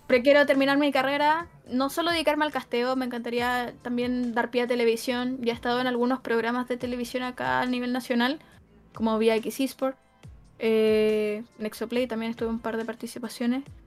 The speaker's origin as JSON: {"language": "Spanish", "country": "Chile", "accent": "Chilean", "said": "el chileno es muy notorio, muy chileno, muy notorio"}